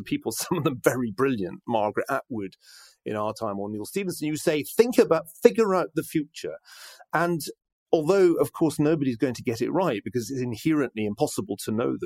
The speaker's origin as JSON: {"language": "English", "region": "Scotland", "country": "United Kingdom", "moved": "yes", "said": "being Scottish"}